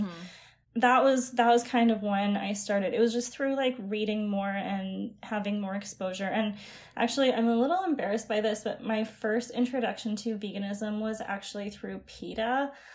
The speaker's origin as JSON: {"language": "English", "town": "Calgary", "region": "Alberta", "country": "Canada", "moved": "yes", "lives_now": "Ottawa, Canada", "said": "I'm actually from Calgary, but I'm just living in Ottawa right now."}